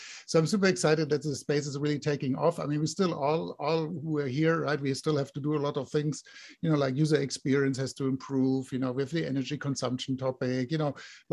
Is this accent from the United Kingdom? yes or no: no; Germany; now in Silicon Valley, United States; I'm actually originally from Germany, but I live here since many years.